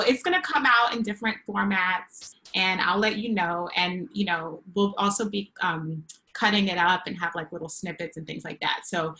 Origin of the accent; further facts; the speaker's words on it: New York, United States; now in Los Angeles, United States; Yeah, because I was a bad hard New Yorker.